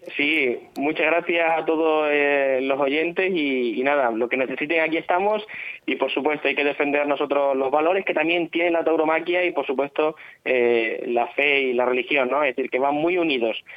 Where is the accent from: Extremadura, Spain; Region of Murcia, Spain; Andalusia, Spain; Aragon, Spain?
Extremadura, Spain; Herrera del Duque; el pueblo natural de donde yo soy, que es Herrera del Duque, aquí en la provincia de Badajoz